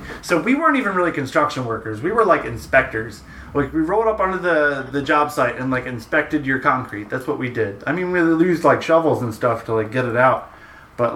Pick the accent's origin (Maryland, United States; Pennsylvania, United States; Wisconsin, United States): Pennsylvania, United States; Philadelphia; we're from the Philadelphia area